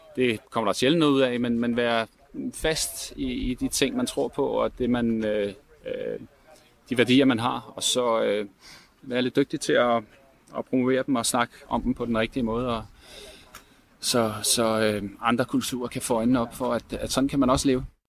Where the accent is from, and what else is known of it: Denmark